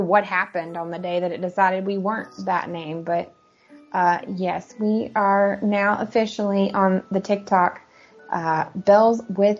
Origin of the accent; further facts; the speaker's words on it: United States; moved away as an adult; living as an American in overseas countries.